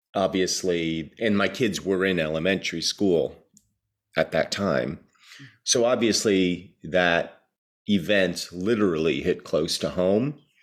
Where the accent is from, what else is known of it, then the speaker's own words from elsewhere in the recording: New Jersey, United States; growing up in New Jersey in the mid eighties